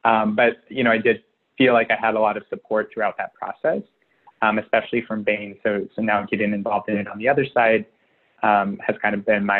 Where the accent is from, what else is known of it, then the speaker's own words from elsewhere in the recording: Jasper, Indiana, United States; originally I'm from Southern Indiana, about 2 hours south of Bloomington, near Jasper, Indiana